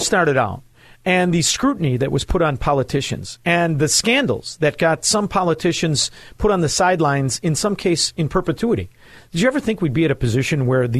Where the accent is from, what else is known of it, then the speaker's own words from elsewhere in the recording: Chicago, Illinois, United States; I'm from Chicago area.